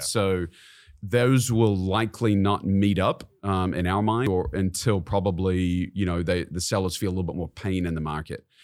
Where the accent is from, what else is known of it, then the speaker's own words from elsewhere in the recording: New Zealand; moved away as an adult; now in Kansas City, United States; I was born and raised in New Zealand.